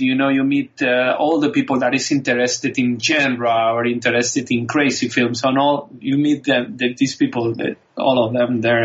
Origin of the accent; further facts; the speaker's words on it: Spain; English is a second language; I grew up in Spain